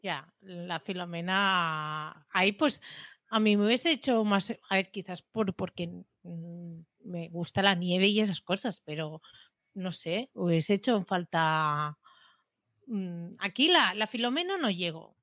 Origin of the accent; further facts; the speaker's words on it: Premià, Catalonia, Spain; aquí en, mi pueblo hay un local